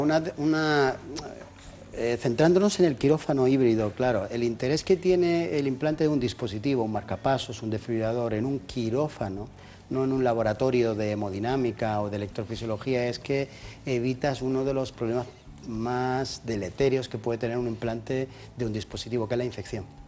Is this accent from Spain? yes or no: yes; Jaén, Andalusia, Spain; moved away; Yo soy de Jaén, del barrio de San Juan